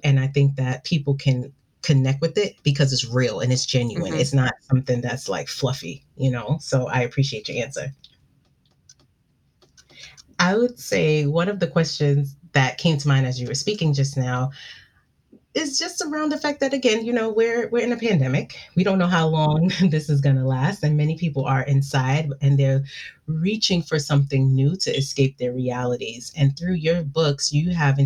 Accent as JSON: {"language": "English", "town": "New York City", "region": "New York", "country": "United States", "tie": "born or raised there", "said": "I'm from Brooklyn, and it reminds me of that vibe, you know, like the community, especially where the neighborhood I'm from is Bed-Stuy. And that's the vibe that I always got growing up"}